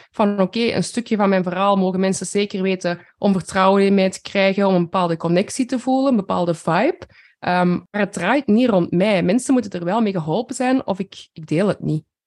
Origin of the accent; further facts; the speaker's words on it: Flanders, Belgium; ik denk dat we als Vlamingen zeker een beetje bescheidener zijn